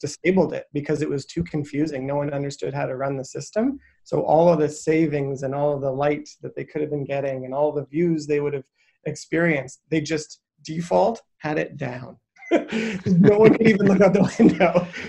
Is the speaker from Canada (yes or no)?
yes; Saskatchewan, Canada; I grew up in Saskatchewan